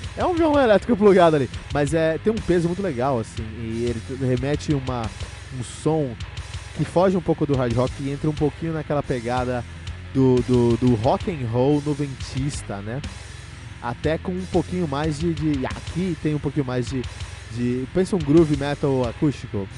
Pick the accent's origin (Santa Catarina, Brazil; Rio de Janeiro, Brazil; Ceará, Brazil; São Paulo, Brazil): São Paulo, Brazil; eu cresci em São Paulo